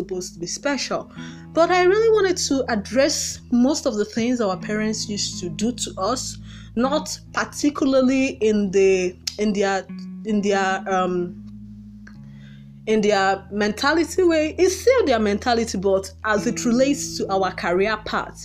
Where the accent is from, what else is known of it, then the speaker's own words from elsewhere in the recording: Nigeria; Most Nigerian parents